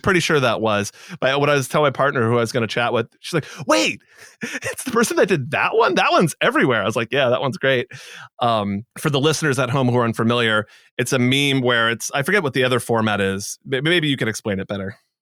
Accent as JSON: {"language": "English", "town": "Boston", "region": "Massachusetts", "country": "United States", "said": "I'm from Boston"}